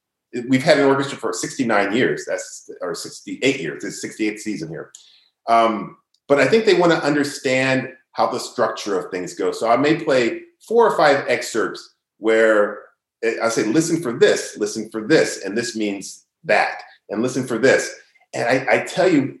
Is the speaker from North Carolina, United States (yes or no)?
yes; Greensboro, North Carolina, United States; also born or lived in Toledo / Baltimore; now in Beaumont, United States; I grew up in Greensboro, North Carolina